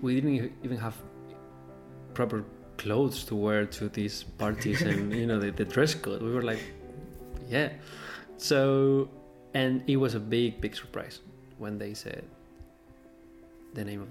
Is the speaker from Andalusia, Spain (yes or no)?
no; Galicia, Spain; I'm playing in my hometown in Galicia, in north of Spain